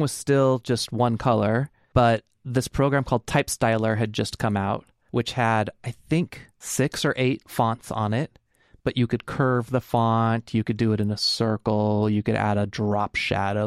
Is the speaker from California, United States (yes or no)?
yes; Fresno, California, United States; now in Portland, United States; I grew up in Fresno, California, and we had Storyland